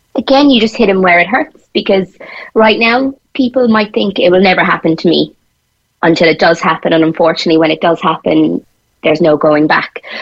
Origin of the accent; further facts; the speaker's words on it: Tipperary, Munster, Ireland; moved away as an adult; now in Cork, Ireland; when I first moved down to Cork, a lot of my friends were we, we're from Tipperary